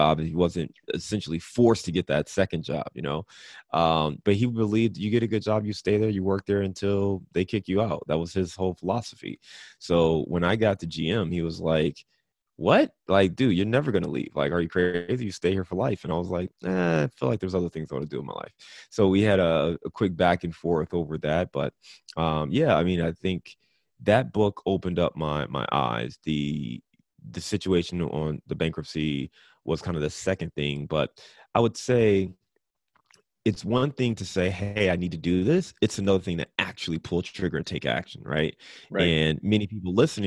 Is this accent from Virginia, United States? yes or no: no; Cleveland, Ohio, United States; also born or lived in Detroit / Chicago / Dayton; now in Cincinnati, United States; I'm a Midwest kid, so born and raised in Cleveland, Ohio. I live in Cincinnati, Ohio now